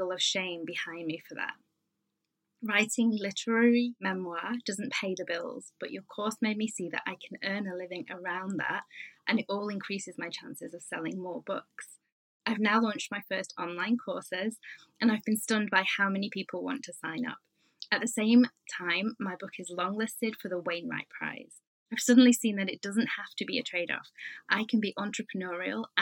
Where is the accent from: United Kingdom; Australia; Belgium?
United Kingdom; I'm British